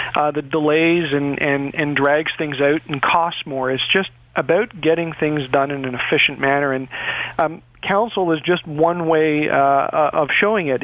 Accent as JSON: {"language": "English", "town": "Toronto", "region": "Ontario", "country": "Canada", "tie": "born or raised there", "said": "I grew up in Etobicoke"}